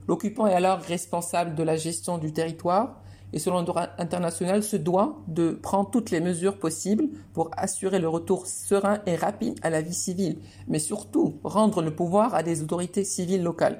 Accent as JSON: {"language": "French", "town": "Rabat", "region": "Rabat-Salé-Kénitra", "country": "Morocco", "tie": "born or raised there", "also_born_or_lived": "Beirut, Lebanon / Jerusalem / Florence, Italy", "moved": "as an adult", "said": "Je suis né à Rabat en 91 au Maroc."}